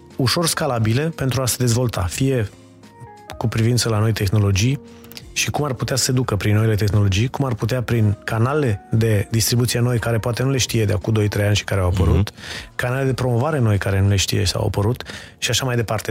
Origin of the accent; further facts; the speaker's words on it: Romania; noi ca români